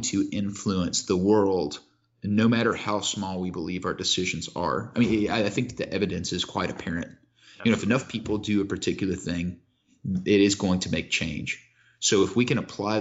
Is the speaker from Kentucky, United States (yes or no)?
yes; Kentucky, United States; I grew up in Kentucky